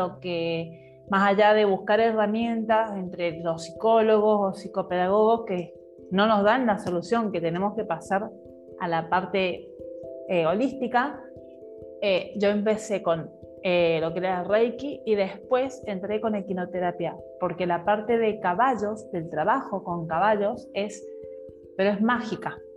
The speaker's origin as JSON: {"language": "Spanish", "region": "Mendoza", "country": "Argentina", "said": "Yo también soy, soy de Mendoza."}